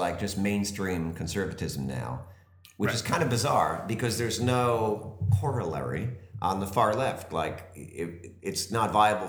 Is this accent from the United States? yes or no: yes; New Jersey, United States; When I grew up in New Jersey